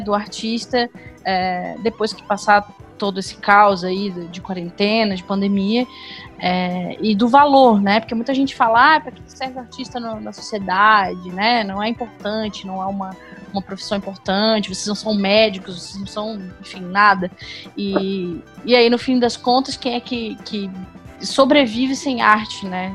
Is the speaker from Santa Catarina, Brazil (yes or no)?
yes; Florianópolis, Santa Catarina, Brazil; moved away as an adult; now in São José dos Campos, Brazil; Eu moro em São José dos Campos, mas originalmente eu sou de Florianópolis. É, eu me mudei tem pouco tempo para cá.